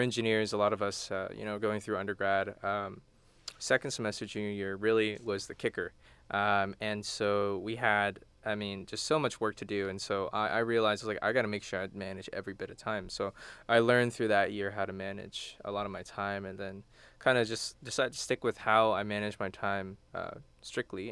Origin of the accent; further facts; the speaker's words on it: Houston, Texas, United States; also born or lived in College Station, Texas; I'm from Houston.